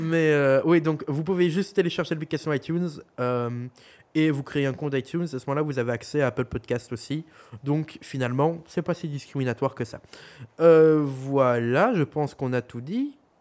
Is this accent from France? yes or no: no; Belgium; accent: Belgian; nous sommes belges. Au cas où vous n'aurez pas entendu notre accent